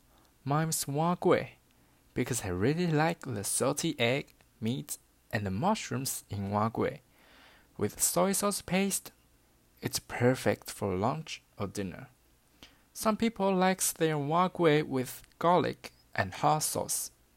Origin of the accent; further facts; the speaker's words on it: Tainan, Taiwan; my hometown, Tainan.